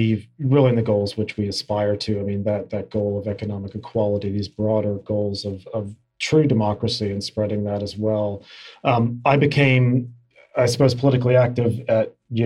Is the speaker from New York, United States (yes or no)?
no; Kentucky, United States; moved away as an adult; now in Australia; My home state of Kentucky